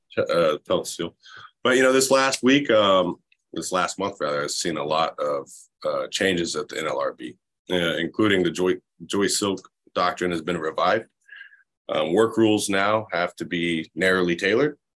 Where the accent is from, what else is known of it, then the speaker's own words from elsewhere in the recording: Florida, United States; moved away; I'm originally from Florida